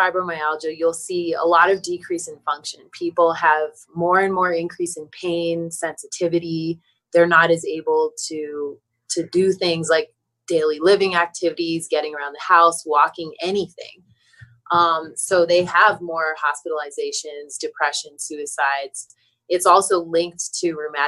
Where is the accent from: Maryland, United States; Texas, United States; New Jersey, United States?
Maryland, United States; I'm from Maryland.